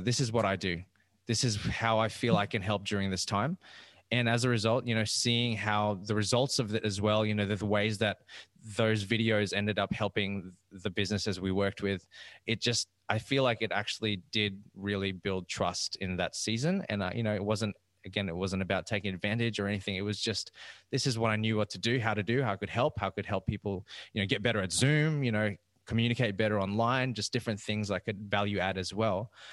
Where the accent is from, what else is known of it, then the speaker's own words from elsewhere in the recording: Rockhampton, Queensland, Australia; moved away as an adult; now in Brisbane, Australia; I actually moved down from Central Queensland. And i am from Rockhampton